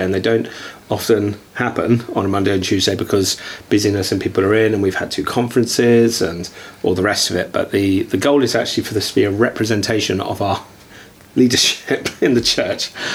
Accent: Hertfordshire, East of England, United Kingdom; I'm so from Hertfordshire

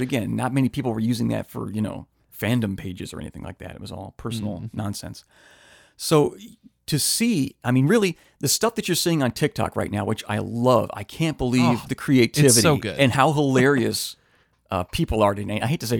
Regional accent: Midwest, United States; Let's jump on the plane because I'm from the Midwest and we flew out to L.A.

